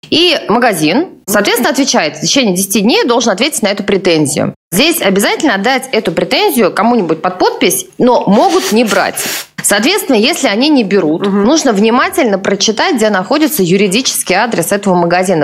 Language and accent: Russian; Tula, Tula Oblast, Russia; мой родной город, Тула